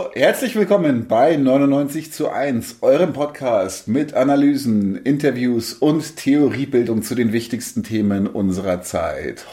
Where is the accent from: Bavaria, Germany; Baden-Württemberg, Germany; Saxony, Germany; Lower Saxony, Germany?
Bavaria, Germany; area around Munich; ich bin ja auch nicht direkt in München groß geworden, sondern auch im Umland